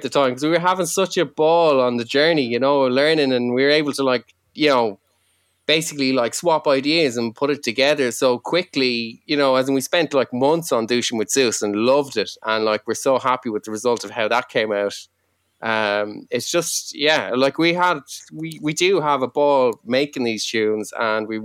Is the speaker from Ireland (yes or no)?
yes; Ireland; first language Irish; English is a second language; I was raised uh, Irish, my first language